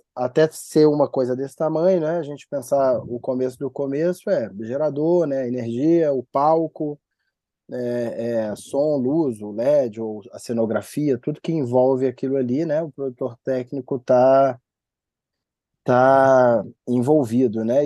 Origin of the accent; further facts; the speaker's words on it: Belo Horizonte, Minas Gerais, Brazil; also born or lived in São Paulo / Rio de Janeiro; nascido e criado no Barreiro, extremo oeste da cidade de BH